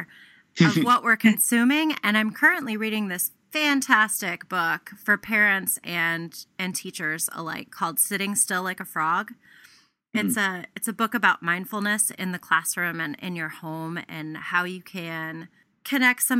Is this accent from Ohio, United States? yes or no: yes; Ohio, United States; we're from Ohio